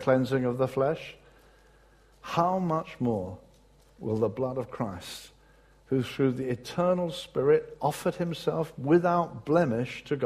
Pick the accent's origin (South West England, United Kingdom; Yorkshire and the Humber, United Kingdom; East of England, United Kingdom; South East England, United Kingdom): South East England, United Kingdom; Brighton; moved away; in my hometown of Brighton, when I was living there